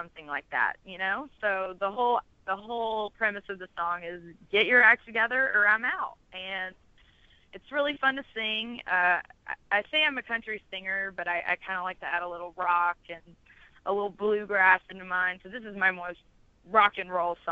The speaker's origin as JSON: {"language": "English", "town": "Chattanooga", "region": "Tennessee", "country": "United States", "also_born_or_lived": "Texas", "moved": "yes", "lives_now": "Nashville, United States", "said": "I am from Chattanooga, Tennessee, originally"}